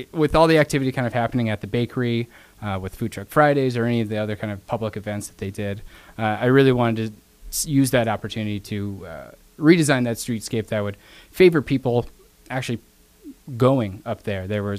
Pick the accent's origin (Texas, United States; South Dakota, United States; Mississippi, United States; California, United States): South Dakota, United States; Brandon; I came from Brandon, all the way from the village of Brandon.